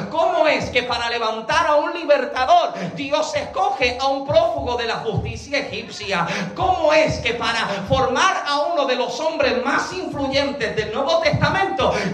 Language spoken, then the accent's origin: Spanish; Puerto Rico; moved away; Génesis y yo llevamos dos años y medio que llegamos acá. Llegamos de Puerto Rico.